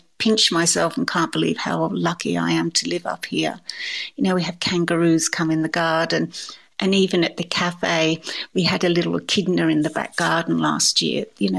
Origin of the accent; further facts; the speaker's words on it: England, United Kingdom; I suppose, going back to, you know, being English, I like a lemon drizzle cake